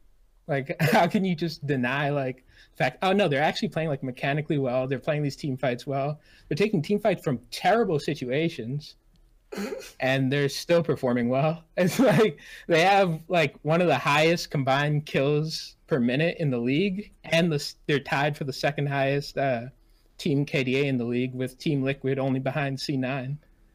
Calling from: Providence, Rhode Island, United States; Providence, Rhode Island.

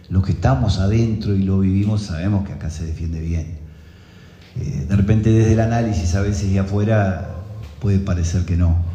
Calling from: Ciudad de la Costa, Canelones, Uruguay; de la Ciudad de la Costa.

